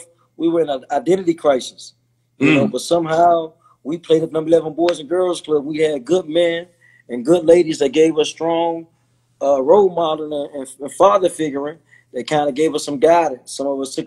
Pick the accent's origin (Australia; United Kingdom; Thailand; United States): United States; Washington, District of Columbia; born or raised there